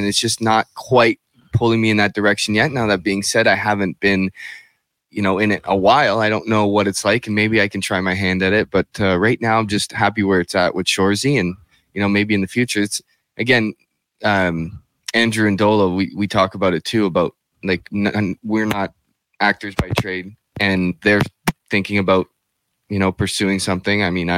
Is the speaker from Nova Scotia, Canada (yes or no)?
no; Sudbury, Ontario, Canada; I'm from here, born and raised, lived in Kingston after, you know, started my hockey career in Kingston for the Frontenacs and all that stuff